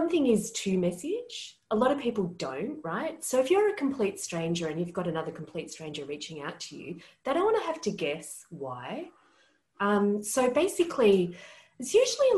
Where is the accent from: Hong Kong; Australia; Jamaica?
Australia; I'm Australian.